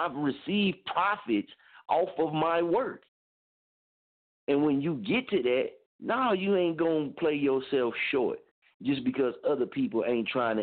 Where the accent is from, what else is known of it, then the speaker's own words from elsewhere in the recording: Muskogee, Oklahoma, United States; moved away; I'm from there. I'm born and raised there